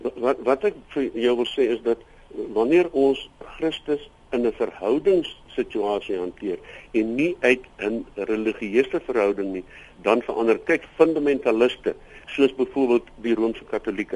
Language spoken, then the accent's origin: Afrikaans; South Africa; As ek moet praat as as Afrikaner